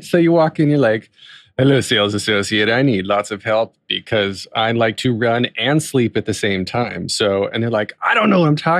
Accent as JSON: {"language": "English", "region": "North Carolina", "country": "United States", "tie": "born or raised there", "also_born_or_lived": "Florida", "said": "I'm from North Carolina. When I was tiny, was in Florida, but I still say North Carolina because that's where my impressionable years are from."}